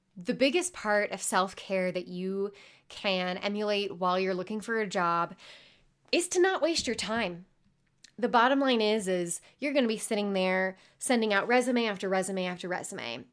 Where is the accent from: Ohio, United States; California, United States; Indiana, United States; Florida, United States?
Indiana, United States; Carmel; I grew up in Indianapolis, Indiana, uh, more specifically Carmel, Indiana.